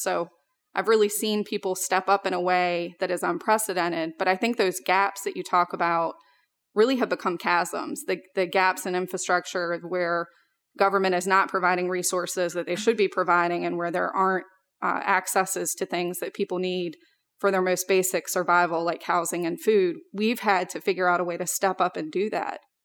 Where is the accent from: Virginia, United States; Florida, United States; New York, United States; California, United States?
Virginia, United States; Richmond; we moved out to a rural area about twenty minutes outside of Richmond, which is where I grew up